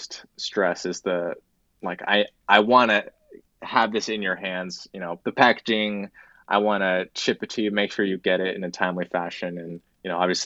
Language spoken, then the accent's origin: English; Lincoln, Nebraska, United States; also born or lived in Tokyo, Japan; I was born in Tokyo, Japan, and I moved to Lincoln, Nebraska at a very young age.